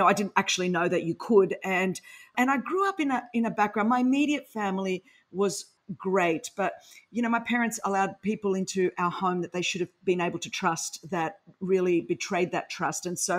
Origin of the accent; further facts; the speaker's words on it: Sydney, New South Wales, Australia; accent: Aussie; first language Greek; because I grew up in Sydney, Australia.